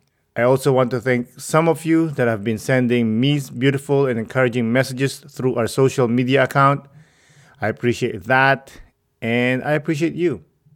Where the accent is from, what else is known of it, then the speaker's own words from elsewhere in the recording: Philippines; moved away; my home country, the Philippines.